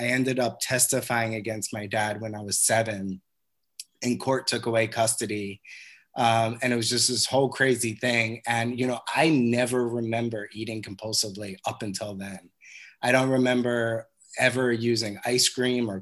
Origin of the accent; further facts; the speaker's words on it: Cold Spring Harbor, New York, United States; I grew up on Long Island in a town called Cold Spring Harbor